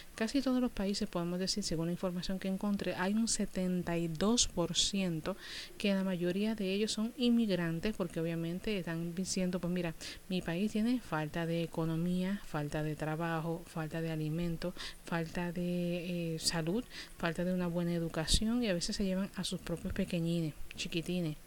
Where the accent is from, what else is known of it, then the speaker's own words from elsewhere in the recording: Puerto Rico; somos ciudadanos americanos